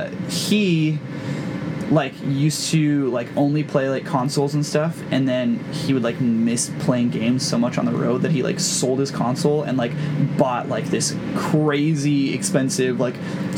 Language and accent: English; Southern California, United States; And I literally grew up and like was born and raised in Southern California. I'm half Mexican